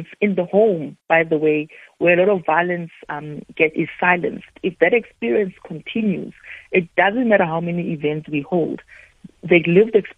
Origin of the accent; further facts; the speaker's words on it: South Africa; for myself as a South African, this really feels like an extension of the work that I've already been doing here at home